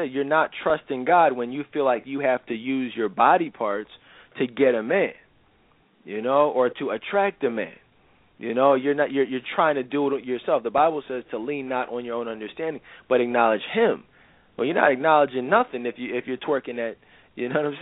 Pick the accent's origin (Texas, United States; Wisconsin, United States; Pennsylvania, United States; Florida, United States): Pennsylvania, United States; Philadelphia; I'm from Philadelphia and born and raised